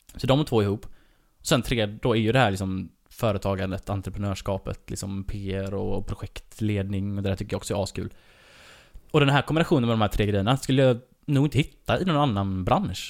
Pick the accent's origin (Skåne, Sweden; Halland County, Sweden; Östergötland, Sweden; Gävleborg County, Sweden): Halland County, Sweden; Varberg; Falkenberg ligger bara 20 minuter från där jag kommer ifrån